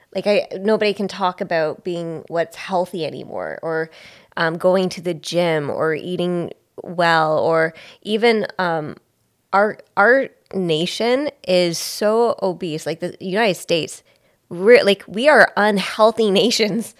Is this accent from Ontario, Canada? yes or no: yes; Belleville, Ontario, Canada; I'm from Belleville